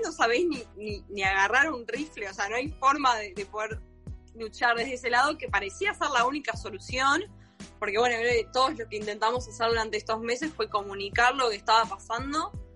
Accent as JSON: {"language": "Spanish", "country": "Argentina", "tie": "born or raised there", "said": "yo nací en Argentina y me siento argentina, pero también me siento armenia"}